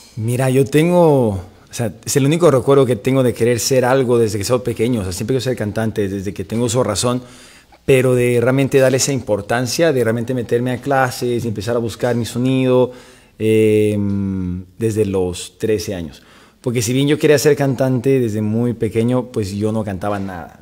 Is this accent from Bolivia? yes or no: yes; Bolivia; moved away as an adult; now in Los Angeles, United States; soy cantante y compositor de Bolivia. Eh, vivo ya en Los Ángeles ya 15 años